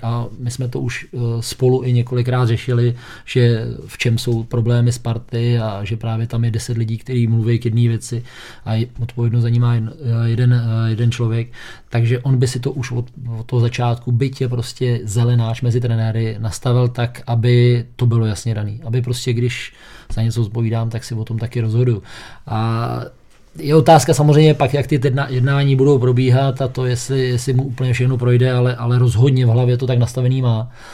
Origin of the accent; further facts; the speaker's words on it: Liberec, Liberec Region, Czechia; jsem z Liberce